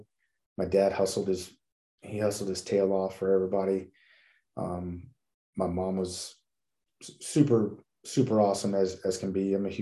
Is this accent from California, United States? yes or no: yes; National City, California, United States; now in Texas, United States; I grew up in National City, California. I usually say San Diego because nobody knows about National City